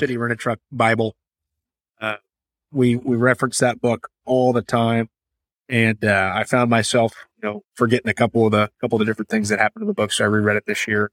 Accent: Kansas City, Missouri, United States; who's also born and raised in Kansas City

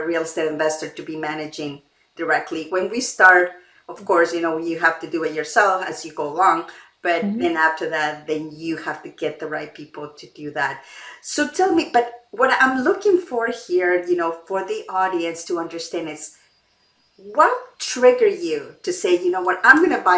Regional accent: Mexico; now in Canada; I was born in Mexico and I grew up there. The environment is completely different now that I live in Canada.

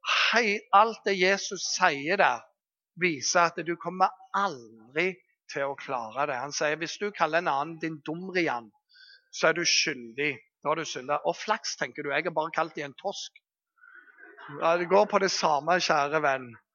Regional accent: Bergen, Vestland, Norway; Jeg kommer fra Bergen

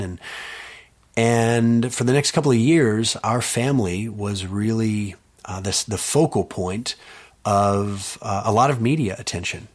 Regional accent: Austin, Texas, United States; I was born in Austin

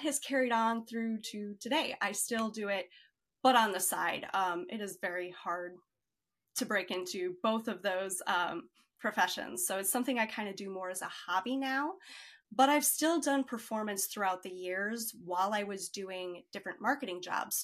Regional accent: Chicago, Illinois, United States; I grew up in Chicago

